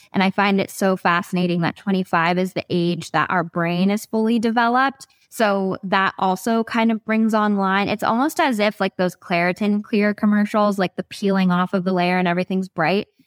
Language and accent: English; Ojai, California, United States; I'm from Ojai, that's my hometown